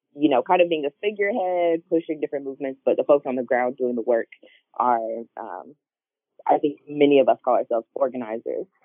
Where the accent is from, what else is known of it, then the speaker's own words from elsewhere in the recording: Charlotte, North Carolina, United States; I grew up in Charlotte, North Carolina